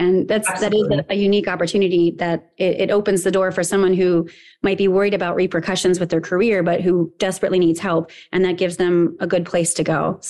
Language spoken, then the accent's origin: English; 40 minutes north of DC, Maryland, United States; moved away as an adult; also born or lived in Virginia; now in Michigan, United States; I'm from the Maryland DC area. I grew up about 40 minutes north of DC